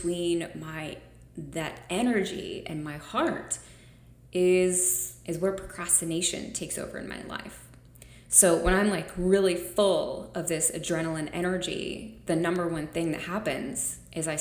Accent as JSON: {"language": "English", "country": "United States", "said": "I'm an American"}